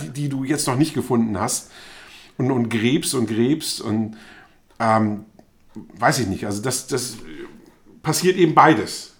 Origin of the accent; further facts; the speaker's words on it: Germany; also born or lived in Bremen / Hannover; ich bin zwar in Bremen geboren, aber bin eben auf dem Land aufgewachsen